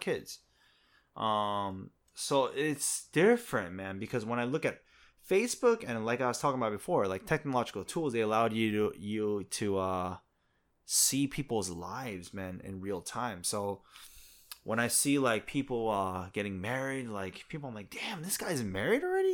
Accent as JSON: {"language": "English", "region": "New Jersey", "country": "United States", "moved": "as an adult", "lives_now": "South Korea", "said": "I'm from America, too. I'm from Jersey"}